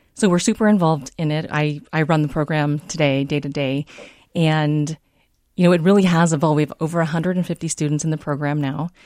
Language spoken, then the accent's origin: English; San Diego, California, United States; moved away as an adult; also born or lived in Davenport, Iowa; now in Minnesota, United States; I was raised in San Diego